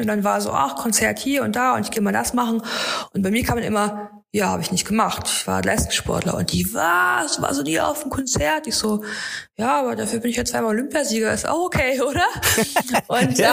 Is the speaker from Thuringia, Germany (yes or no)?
yes; Erfurt, Thuringia, Germany; ich liebe meine Heimatstadt, ich bin total gerne in Erfurt